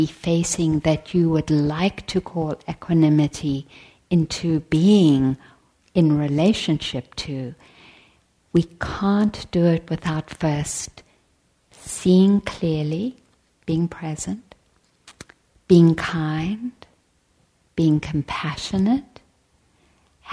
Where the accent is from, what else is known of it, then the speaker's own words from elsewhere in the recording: South Africa; moved away; I was born in South Africa